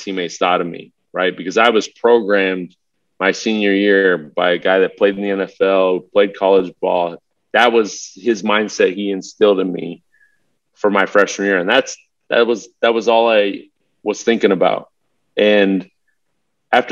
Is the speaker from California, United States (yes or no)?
yes; Southern California, United States; I grew up in Southern California. I had every race, background, cultural lived on my block when I grew up